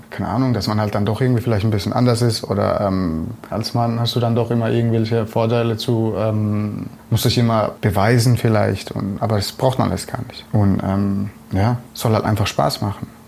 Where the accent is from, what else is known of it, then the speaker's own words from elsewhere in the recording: Bretten, Baden-Württemberg, Germany; born there; bin dann äh, bei mir, wo ich geboren bin, in Bretten, äh, bin dann dorthin zu einem Friseur.